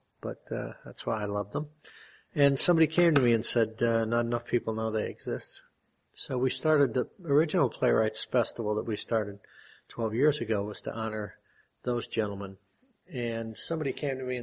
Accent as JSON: {"language": "English", "town": "Scranton", "region": "Pennsylvania", "country": "United States", "moved": "yes", "lives_now": "Binghamton, United States", "said": "Transplant. Scranton"}